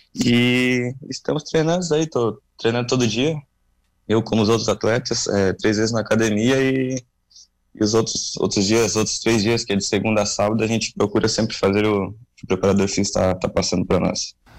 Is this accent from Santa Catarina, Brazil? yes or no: yes; Lauro Müller, Santa Catarina, Brazil; also born or lived in Urussanga; now in Tubarão, Brazil; Mas, eu sou natural de, de Lauro Miller, mas cresci ali, vivi em Lauro Miller